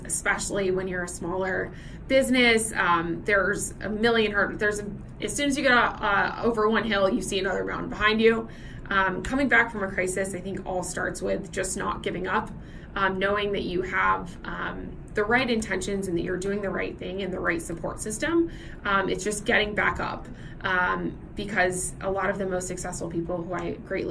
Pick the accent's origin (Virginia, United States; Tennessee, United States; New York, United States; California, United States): Tennessee, United States; Nashville; now in Singapore; I'm originally from Nashville, Tennessee, which is known in the United States as Music City